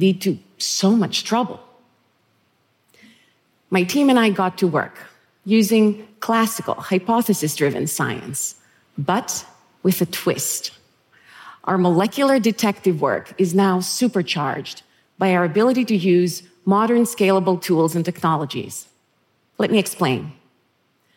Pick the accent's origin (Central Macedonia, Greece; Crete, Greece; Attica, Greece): Central Macedonia, Greece; Thessaloniki; moved away; where I was born and raised in Thessaloniki, Greece.